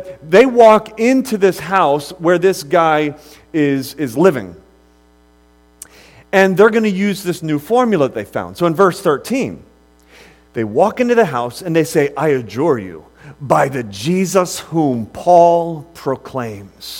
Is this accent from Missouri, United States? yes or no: no; Akron, Ohio, United States; moved away; I'm from originally from Akron, Ohio